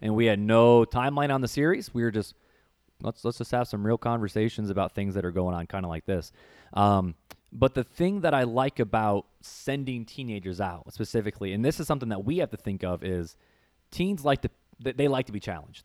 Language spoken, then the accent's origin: English; Northwest Indiana, United States; growing up in Northwest Indiana, um, there was a church